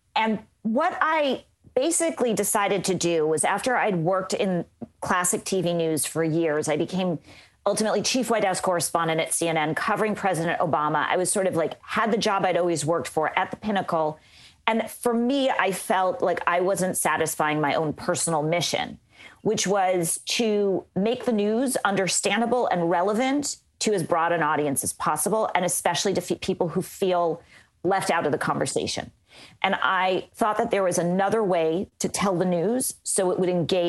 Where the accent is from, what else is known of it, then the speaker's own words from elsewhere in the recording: Los Angeles, California, United States; moved away as an adult; also born or lived in Orlando, Florida / Tampa, Florida; I'm from Los Angeles